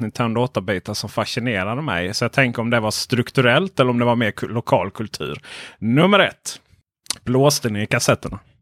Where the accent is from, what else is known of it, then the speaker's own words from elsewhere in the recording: Ronneby, Blekinge, Sweden; jo, men jag var uppvuxen i Blekinge